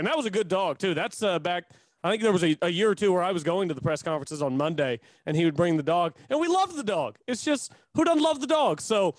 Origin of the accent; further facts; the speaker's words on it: Chickasha, Oklahoma, United States; accent: good old boy; I'm from Chickasha, so I got a little bit of the good old boy in my voice.